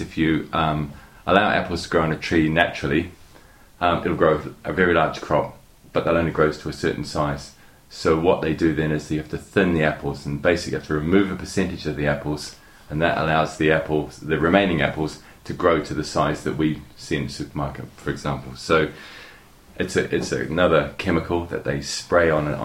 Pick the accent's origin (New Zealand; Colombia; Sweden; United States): New Zealand; moved away; I'm originally from New Zealand, so during my student days, I worked on an orchard